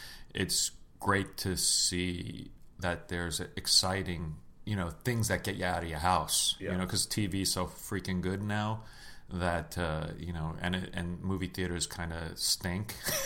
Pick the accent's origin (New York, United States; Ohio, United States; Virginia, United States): New York, United States; New York City; growing up in South Brooklyn is miles away from New York City.